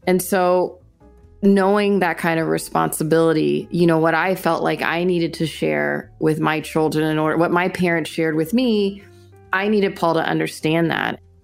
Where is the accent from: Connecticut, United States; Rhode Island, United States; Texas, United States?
Texas, United States; Houston; I'm from Houston. My family is a working class family